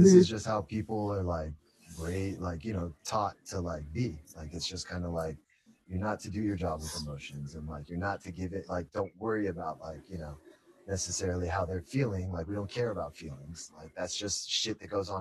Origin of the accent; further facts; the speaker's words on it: San Jose, California, United States; I'm from San Jose, you know, born out here